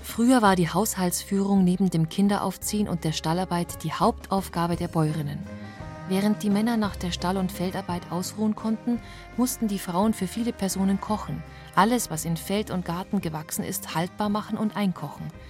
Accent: Bavaria, Germany; bei uns in Bayern mit den eher kleinteiligen Strukturen

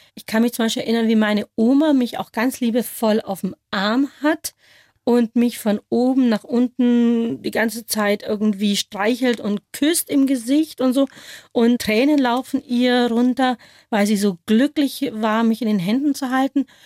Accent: near Schongau, Upper Bavaria, Germany; accent: Bavarian; first language Bavarian; also born or lived in Kolkata, India; das ist meine Muttersprache, Borisch

